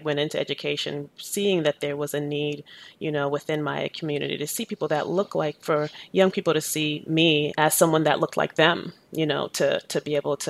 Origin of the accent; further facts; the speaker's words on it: Boston, Massachusetts, United States; also born or lived in Jamaica; I grew up in inner city Boston in the 90s.